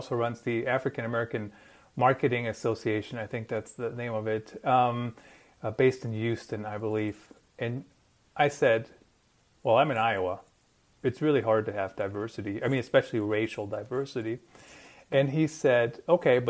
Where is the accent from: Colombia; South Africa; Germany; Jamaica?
Germany; moved away; I grew up in Germany, and we're pretty to the point